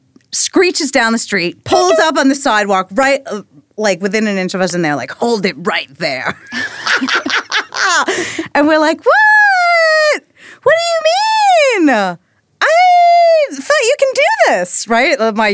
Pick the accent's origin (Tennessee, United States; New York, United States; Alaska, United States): New York, United States; I was like, oh, I'm from Long Island.